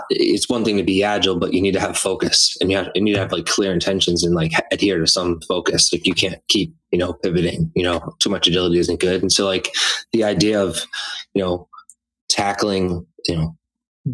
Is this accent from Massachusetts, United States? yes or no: yes; Methuen, Massachusetts, United States; I grew up in the Merrimack Valley, and I grew up in Methuen